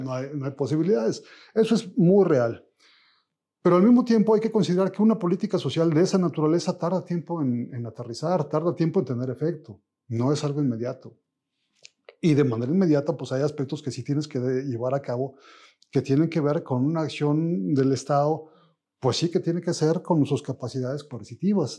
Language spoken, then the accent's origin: Spanish; Mexico; vernos en un espejo como mexicanos